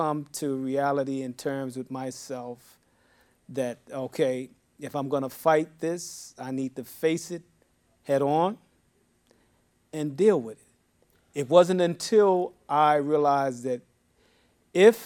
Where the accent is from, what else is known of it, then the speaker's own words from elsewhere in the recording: New York City, New York, United States; also born or lived in Harlem; born in Harlem, raised in the Bronx for a number of years. I am a New Yorker